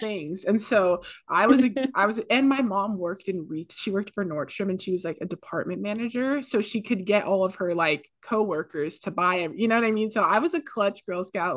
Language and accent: English; Pacifica, California, United States; moved away as an adult; now in Santa Barbara, United States; I'm from the Bay Area, but specifically Pacifica, which is, like, a small beach town ten minutes outside of San Francisco.